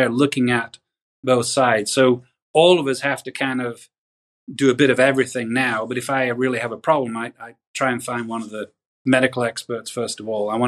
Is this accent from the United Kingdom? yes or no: yes; England, United Kingdom; now in United States; uh, I grew up in England, so we can't say anything about healthcare in England.